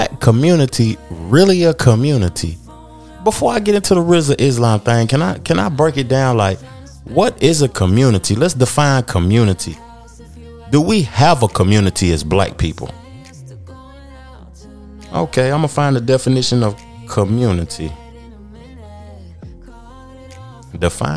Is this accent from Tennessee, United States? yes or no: yes; Tennessee, United States; my hometown, Tennessee